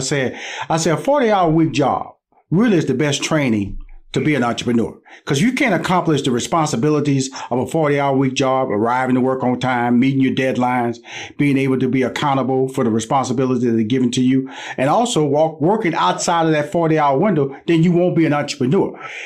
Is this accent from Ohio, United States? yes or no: no; Houston, Texas, United States; I come from Houston, Texas, so I'm surrounded by HBCU schools.